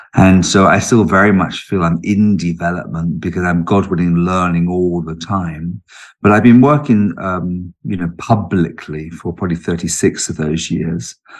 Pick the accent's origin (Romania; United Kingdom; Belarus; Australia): United Kingdom; also born or lived in London; I was born in London and lived in London until I was about four, but uh, and then we moved down in, out of London into the neighbouring county